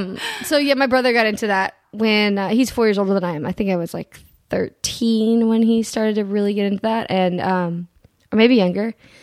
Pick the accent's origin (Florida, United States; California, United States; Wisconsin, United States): California, United States; Carlsbad; That's where I'm from.